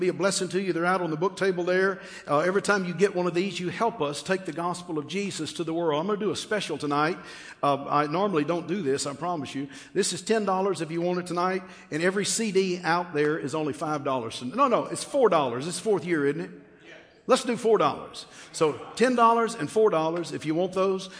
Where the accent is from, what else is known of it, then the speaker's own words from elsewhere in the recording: Texas, United States; I'm a Texan